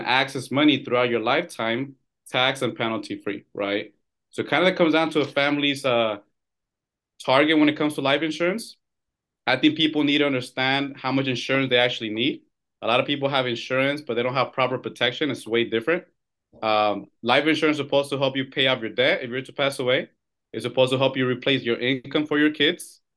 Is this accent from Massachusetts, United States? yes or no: no; California, United States; I'm born and raised here in California.